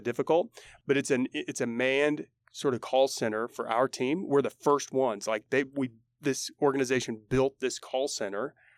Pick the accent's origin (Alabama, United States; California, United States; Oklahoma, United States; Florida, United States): Oklahoma, United States; Oklahoma City; moved away as an adult; now in Tulsa, United States; We're both from Oklahoma City.